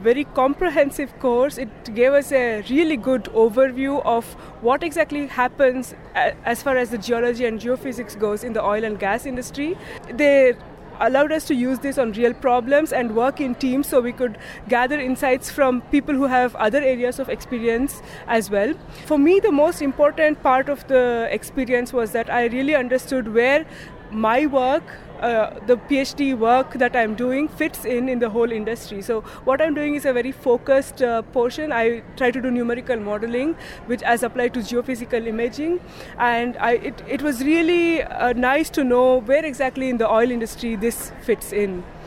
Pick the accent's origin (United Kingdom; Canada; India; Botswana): India; moved away as an adult; also born or lived in Netherlands; now in Delft, Netherlands; I'm originally from India, but now I'm part Dutch, I could say.